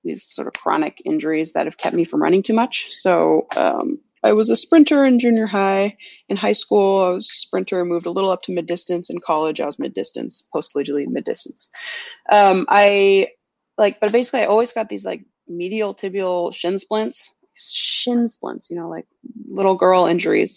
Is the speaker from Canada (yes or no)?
no; California, United States; moved away as an adult; also born or lived in Philadelphia / Norway; now in Boston, United States; I grew up in California